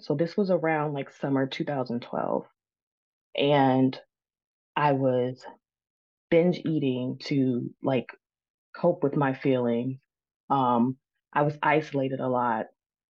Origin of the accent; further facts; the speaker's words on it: Maryland, United States; I grew up here in Maryland with my parents and my brother.